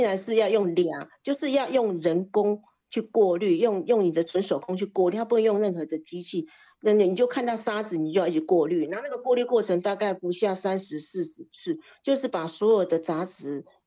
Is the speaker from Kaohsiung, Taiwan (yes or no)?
no; Minxiong, Chiayi County, Taiwan; moved away as an adult; now in Taipei, Taiwan; 我是嘉义民雄牛头山这个人，呃，这边的人